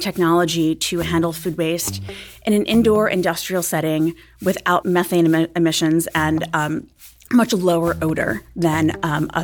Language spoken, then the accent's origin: English; New York City, New York, United States; I grew up in Staten Island near the biggest landfill in the world that could be seen from space.